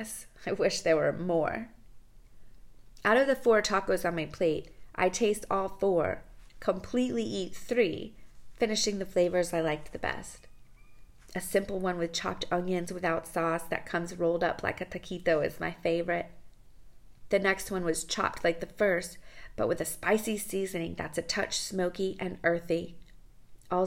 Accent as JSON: {"language": "English", "town": "Jupiter", "region": "Florida", "country": "United States", "tie": "born or raised there", "moved": "yes", "lives_now": "Mexico", "said": "the A1A bridge in Jupiter, and I'm happy to remember my hometown's beauty."}